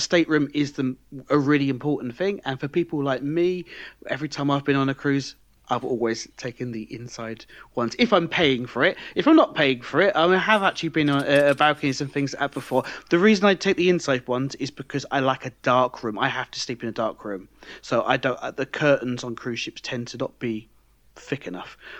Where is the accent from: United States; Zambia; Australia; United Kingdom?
United Kingdom; now in France; I'm British